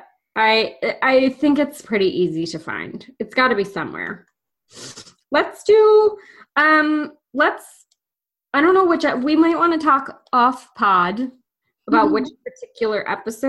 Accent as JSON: {"language": "English", "country": "United States", "said": "We're dumb American women"}